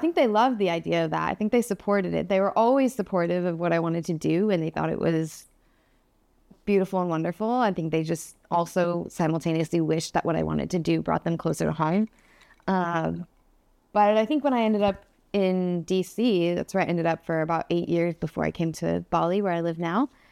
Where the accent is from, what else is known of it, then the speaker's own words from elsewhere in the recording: Phoenix, Arizona, United States; moved away; I started off in Phoenix, Arizona, and I started off hating Phoenix, Arizona, since I can remember